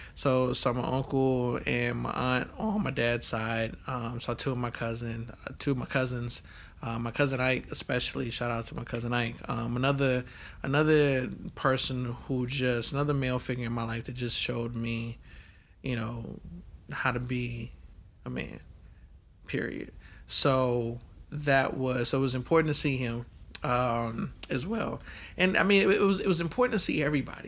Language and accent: English; Oakland, California, United States; also born or lived in Baton Rouge, Louisiana / New Orleans, Louisiana; I was born in Baton Rouge, but yeah, I grew up in Oakland, California.